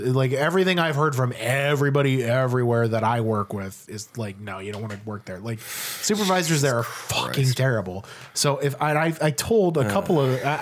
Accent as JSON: {"language": "English", "country": "Ireland", "said": "I'm Irish"}